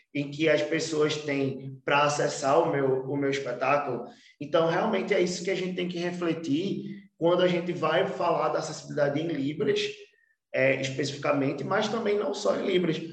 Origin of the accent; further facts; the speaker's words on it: Olinda, Pernambuco, Brazil; also born or lived in Recife; Eu vim da, da cidade de Olinda, nasci em Recife, mas fui criado em Olinda